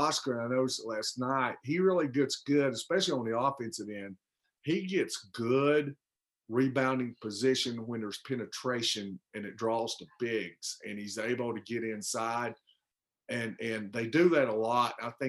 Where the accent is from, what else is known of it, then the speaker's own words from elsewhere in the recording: Tennessee, United States; I grew up in Tennessee